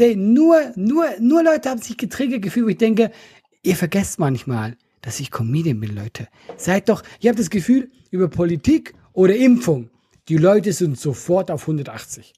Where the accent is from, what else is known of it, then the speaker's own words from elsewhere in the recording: Switzerland; now in Germany; als Schweizer